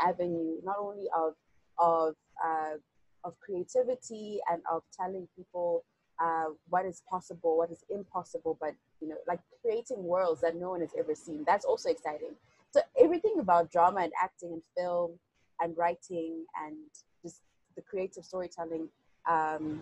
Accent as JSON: {"language": "English", "country": "Zimbabwe", "said": "I'm a young woman from Zimbabwe"}